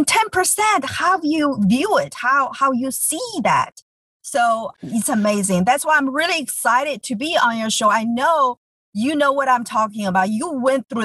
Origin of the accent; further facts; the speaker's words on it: China; English is a second language; moved away as an adult; now in United States; I grew up in China. I moved here 20 years ago.